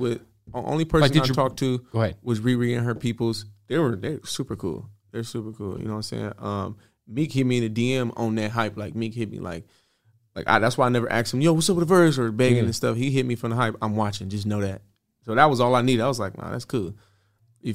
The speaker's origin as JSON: {"language": "English", "region": "West Coast", "country": "United States", "said": "I'm from the West Coast."}